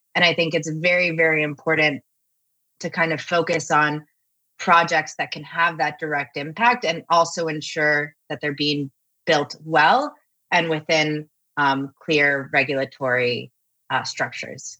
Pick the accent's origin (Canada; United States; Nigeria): United States; Miami, Florida; I was born in Miami